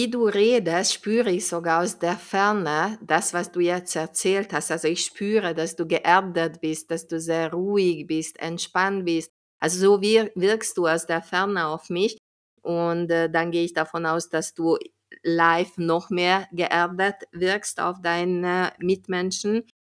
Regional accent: Hungary; wenn ich in meinem Heimatland Ungarn bin

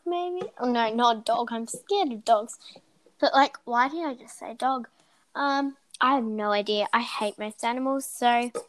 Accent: United States; I'm American

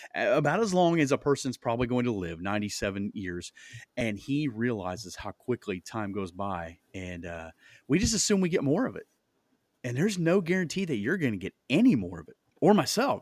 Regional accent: Iowa, United States; moved away as an adult; now in Indianapolis, United States

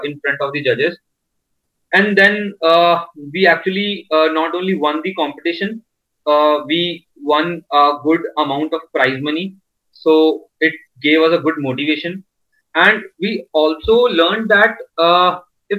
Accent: Delhi, India; I'm from Delhi

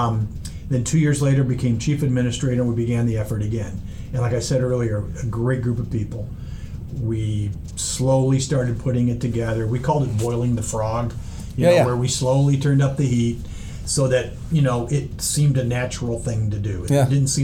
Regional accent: Manchester, Iowa, United States; I was born and raised in Manchester, just north of here, about 40 miles.

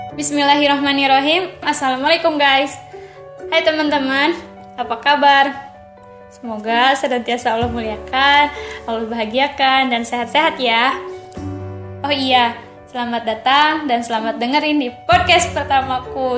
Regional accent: Bandung, West Java, Indonesia; also born or lived in Cicalengka, Majalaya; Lahir di Bandung, asli dari Sunda

